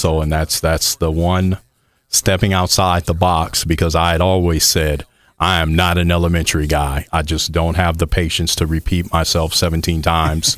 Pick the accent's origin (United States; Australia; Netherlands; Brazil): United States; Michigan City, Indiana; moved away as an adult; also born or lived in Bloomington, Indiana; originally born and raised in Michigan City, Indiana, up there on Lake Michigan